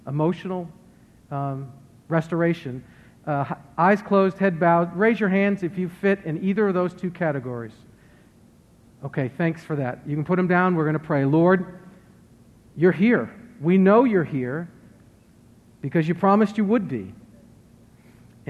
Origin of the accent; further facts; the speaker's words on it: Worcester, Massachusetts, United States; moved away; I'm from Worcester, Massachusetts, and there's a heavy Roman Catholic presence.